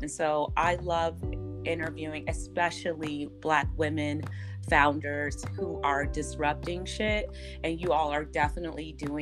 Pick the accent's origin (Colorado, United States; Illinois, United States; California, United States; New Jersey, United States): Illinois, United States; Chicago; my hometown of Chicago